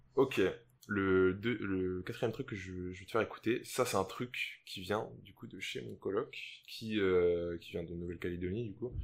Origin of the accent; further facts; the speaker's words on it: St. Martin; on est français à Saint-Martin